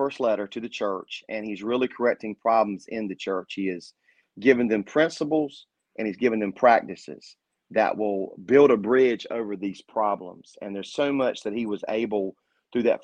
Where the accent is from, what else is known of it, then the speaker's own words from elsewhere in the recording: North Carolina, United States; I'm from North Carolina.